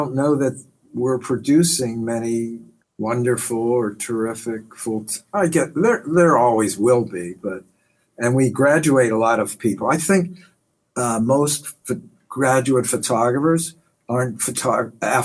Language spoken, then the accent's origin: English; Pittsburgh, Pennsylvania, United States; now in New York City, United States; I moved here in 1965, I think. I'm a New Yorker now. I'm from Pittsburgh